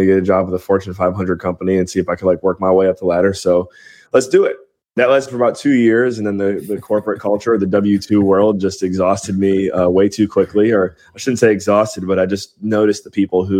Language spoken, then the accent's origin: English; Cleveland, Ohio, United States; moved away as an adult; also born or lived in Western Pennsylvania / Belize; Born and raised in Cleveland, Ohio